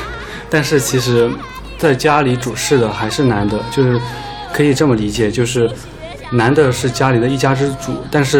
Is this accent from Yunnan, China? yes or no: yes; Yunnan, China; 我是云南人，